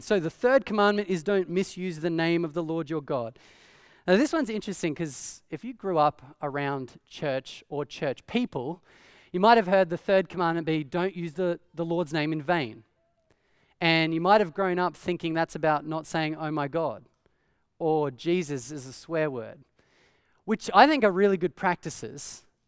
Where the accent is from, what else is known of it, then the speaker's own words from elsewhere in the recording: Australia; growing up in Australia